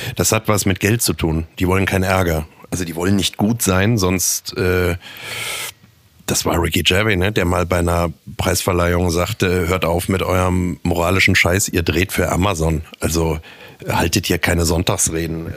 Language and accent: German; Düsseldorf, North Rhine-Westphalia, Germany; born or raised there; moved away as an adult; now in Munich, Germany